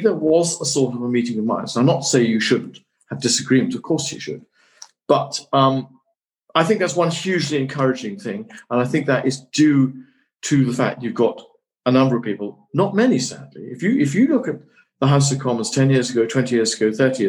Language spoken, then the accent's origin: English; Tain, Scotland, United Kingdom; I'm still Scot. I shall live in my hometown of Tain, where I'm speaking for.